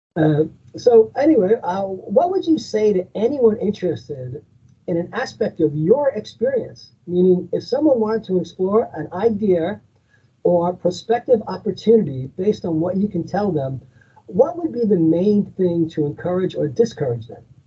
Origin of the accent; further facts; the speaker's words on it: Long Island, New York, United States; I'm originally from Long Island myself, and I've been living here for over 30 years